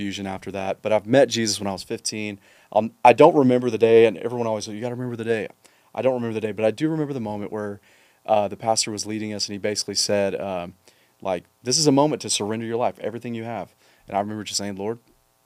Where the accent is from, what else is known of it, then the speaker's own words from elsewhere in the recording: Mississippi, United States; also born or lived in Alvarado, Texas; now in Texas, United States; I grew up in Mississippi.